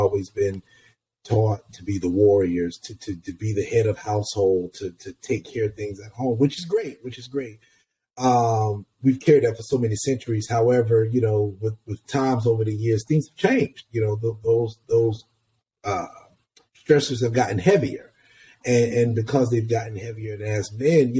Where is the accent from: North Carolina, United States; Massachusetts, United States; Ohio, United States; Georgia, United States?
Georgia, United States; Columbus; moved away as an adult; also born or lived in Atlanta, Georgia; now in New York City, United States; I'm originally from Columbus, Georgia, about an hour outside of Atlanta